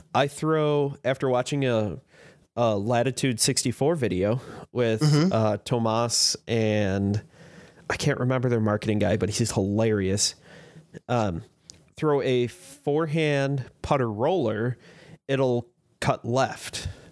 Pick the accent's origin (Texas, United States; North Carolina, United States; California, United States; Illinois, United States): Illinois, United States; Chicago; now in Fort Wayne, United States; I grew up in the Chicago area.